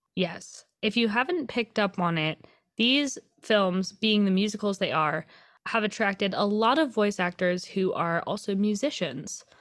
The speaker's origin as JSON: {"language": "English", "town": "Seattle", "region": "Washington", "country": "United States", "tie": "born or raised there", "said": "I grew up in Seattle where there is literally a giant, concrete, scary looking troll under one of our big bridges."}